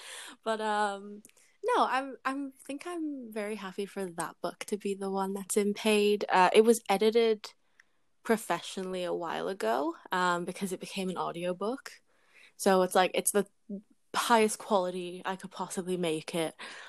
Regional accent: England, United Kingdom; now in Canada; because like, I'm British, I was born in England, and like I lived there for a solid amount of time, and so this was the book I would turn to when I was homesick.

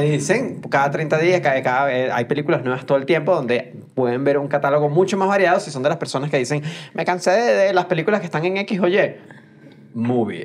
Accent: Venezuela

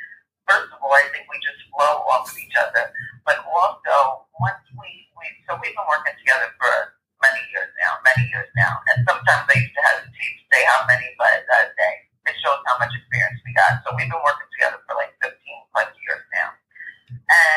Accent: New York, United States; accent: quirky cadence; I am from New York. I'm a New York State licensed social worker

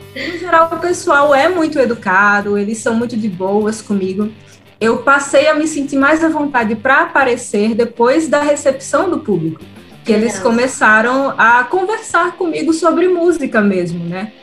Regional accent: Northeast Region, Brazil; accent: nordestino; also born or lived in Rio de Janeiro; eu sou uma mulher nordestina falando de rock. Então, assim, sempre tem crítica com relação ao meu sotaque

